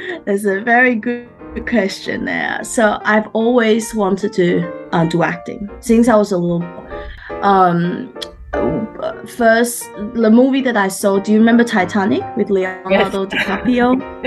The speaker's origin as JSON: {"language": "English", "town": "Brisbane", "region": "Queensland", "country": "Australia", "tie": "born or raised there", "second_language": "English", "lives_now": "Sydney, Australia", "said": "I've been here like about 23 years. So pretty much I grew up in Brisbane. And that's sort of my background. I came by myself as an exchange student. So it was pretty hard to learn a new language, a culture and everything like that."}